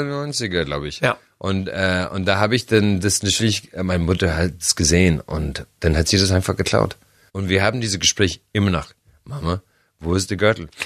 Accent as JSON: {"language": "German", "country": "Ireland", "tie": "born or raised there", "second_language": "German", "moved": "yes", "said": "bei uns in Irland"}